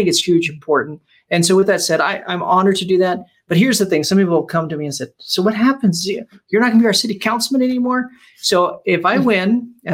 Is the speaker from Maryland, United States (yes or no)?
no; Las Vegas, Nevada, United States; I pastored in Vegas 15 years, grew up in Vegas